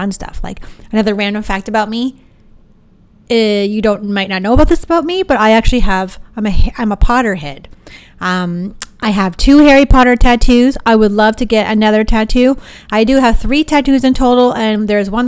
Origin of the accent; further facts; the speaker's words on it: Sarnia, Ontario, Canada; we're from Sarnia